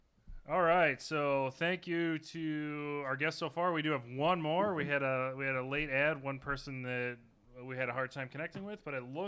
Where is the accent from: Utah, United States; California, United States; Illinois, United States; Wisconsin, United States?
Illinois, United States; we're from Illinois.